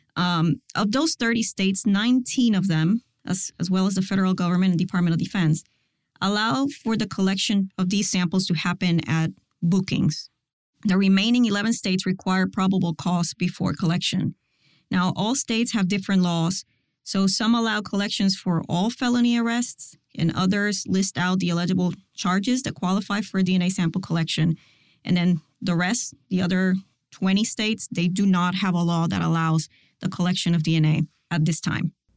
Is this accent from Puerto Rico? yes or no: yes; Puerto Rico; moved away as an adult; also born or lived in Miami; I was born and raised in Puerto Rico